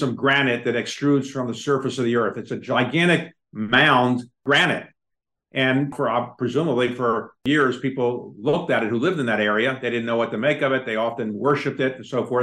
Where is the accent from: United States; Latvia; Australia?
United States; Baltimore, Maryland; my hometown of Baltimore